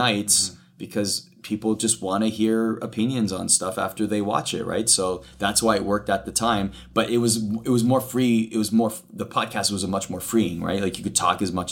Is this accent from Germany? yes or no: no; Canada; growing up in Canada, those are the hockey broadcasters in Canada that I would watch